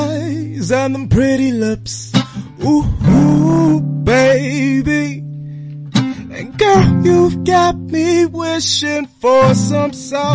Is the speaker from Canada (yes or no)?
no; Nelspruit, Mpumalanga, South Africa; now in Johannesburg, South Africa; I'm from Nelspruit in Mpumalanga.